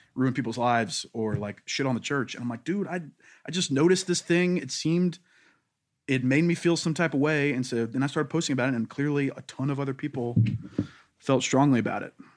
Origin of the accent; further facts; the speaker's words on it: Louisiana, United States; I'm from Louisiana, and so everybody there is very black or white